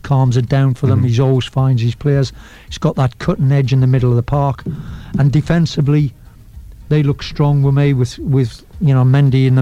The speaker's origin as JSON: {"language": "English", "region": "England", "country": "United Kingdom", "said": "I'm an Englishman"}